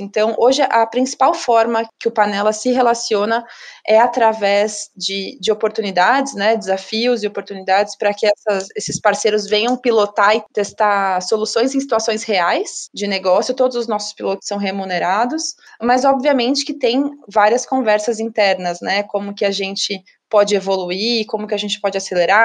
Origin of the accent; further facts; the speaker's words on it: Ribeirão Preto, São Paulo, Brazil; Eu sou de Ribeirão Preto também